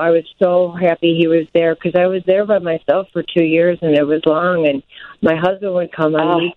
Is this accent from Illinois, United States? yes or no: yes; northern Illinois, United States; moved away as an adult; also born or lived in Wisconsin; from Illinois, from northern, northern Illinois, and I moved up to Wisconsin um, about an hour north of Green Bay.